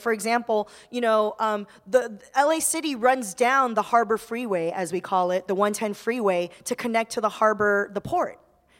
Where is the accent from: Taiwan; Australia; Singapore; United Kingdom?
Taiwan; moved away; I was born in Taiwan